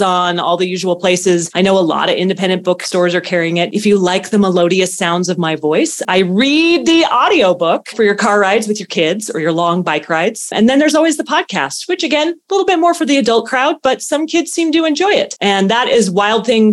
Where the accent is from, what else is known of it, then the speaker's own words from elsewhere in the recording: Idaho, United States; near where I grew up in Idaho.